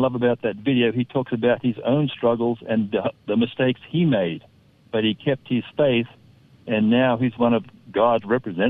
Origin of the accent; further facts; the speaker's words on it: northeast coast of Australia, Queensland, Australia; moved away as an adult; now in United States; I grew up in Australia, up on the northeast coast of Australia. And I've been in America since 1983. I've now had my U.S. passport for 12 years.